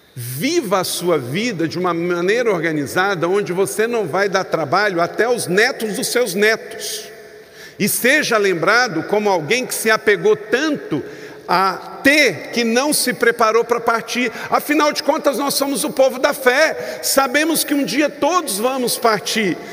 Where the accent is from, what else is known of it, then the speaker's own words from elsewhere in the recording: Rio de Janeiro, Brazil; eu sou natural do estado do Rio de Janeiro